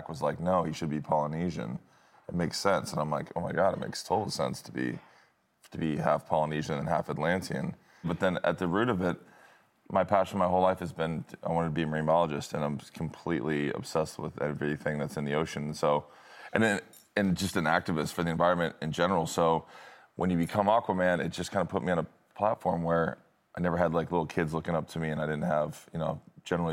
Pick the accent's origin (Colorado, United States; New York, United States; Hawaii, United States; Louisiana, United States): Hawaii, United States; Hawaiians aren't, you know, we didn't wear too much